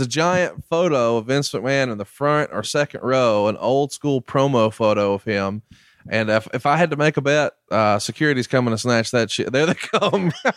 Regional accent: Alabama, United States; I'm from Alabama

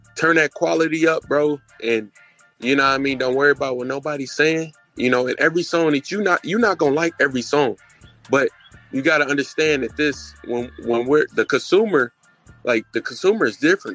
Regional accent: Indianapolis, Indiana, United States; moved away; I'm originally from Indianapolis.

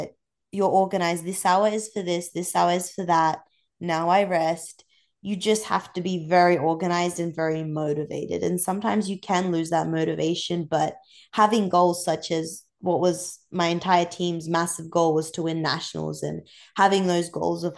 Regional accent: Central Coast, New South Wales, Australia; moved away as an adult; now in Georgia, United States; I'm from the Central Coast, very close to Sydney.

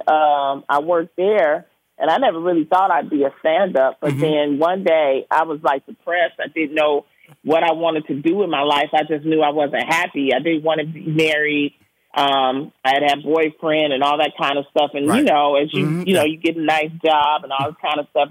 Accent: Detroit, Michigan, United States; moved away as an adult; also born or lived in Prairie View, Texas; I'm from the Brewster Projects

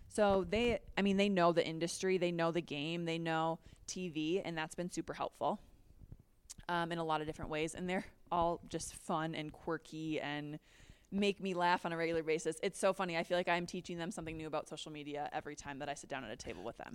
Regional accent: Minnesota, United States; moved away as an adult; also born or lived in Chicago / Florence, Italy; now in Denver, United States; I'm from Minnesota, so going home would be awesome

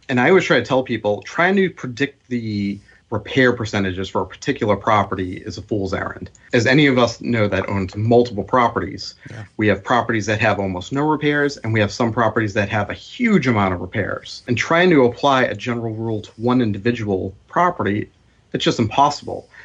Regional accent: Boston, Massachusetts, United States; growing up in Boston

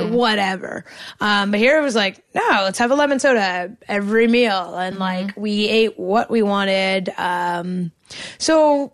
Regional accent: Canada; as a Canadian

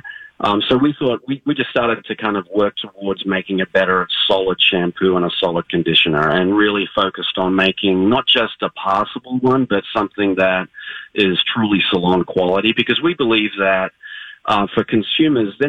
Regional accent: Australia; now in Minnesota, United States; I'm from Australia. I grew up next to the beach.

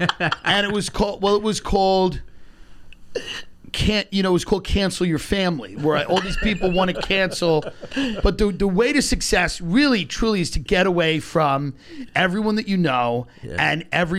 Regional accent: Long Island, New York, United States; my upbringing in Long Island, which I loved. As a kid, I loved growing up in Long Island.

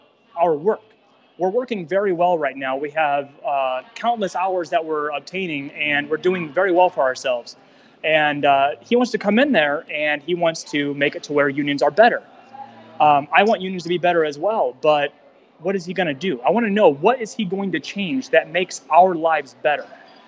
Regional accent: United States; I'm not going to go left. I'm not going to go right. I'm American. That's my party.

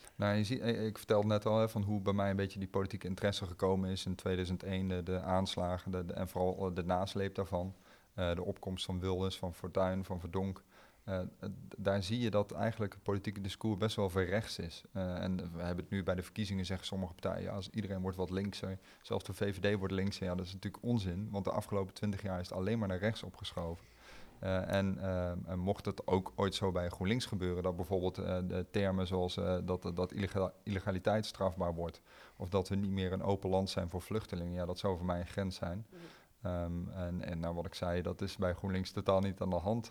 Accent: Arnhem, Gelderland, Netherlands; ik kom uit Arnhem-Zuid

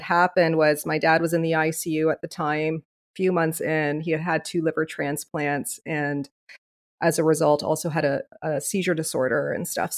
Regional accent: Leamington, Ontario, Canada; moved away as an adult; now in Windsor, Canada; I was originally born and raised in Leamington, Ontario, which is about 45 minutes away from here.

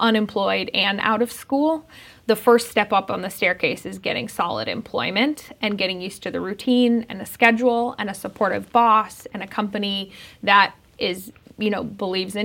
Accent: Denver, Colorado, United States; I grew up in Denver

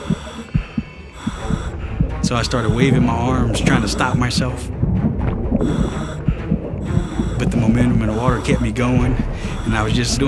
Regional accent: Franklinton, Louisiana, United States; moved away; I'm originally from Franklinton, Louisiana

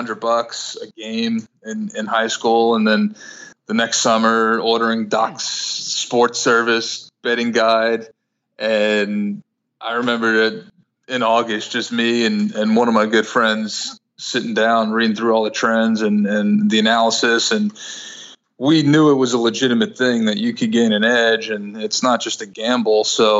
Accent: Brooklyn, New York, United States; I was 16 and I grew up in Brooklyn, so a lot of easy access, as you can imagine, to placing a bet.

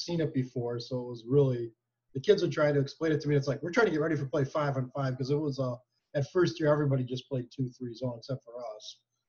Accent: Green Bay, Wisconsin, United States; moved away as an adult; also born or lived in Iowa; I grew up in Green Bay, Wisconsin.

